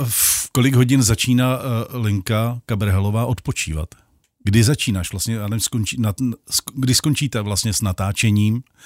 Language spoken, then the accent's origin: Czech; Vrchlabí, Hradec Králové Region, Czechia; já jsem z Vrchlabí